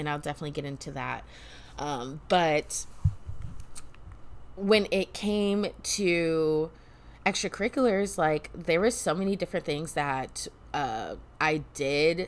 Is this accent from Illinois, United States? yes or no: yes; Illinois, United States; also born or lived in Alaska; Fifth grade, that is when I moved from Alaska to Illinois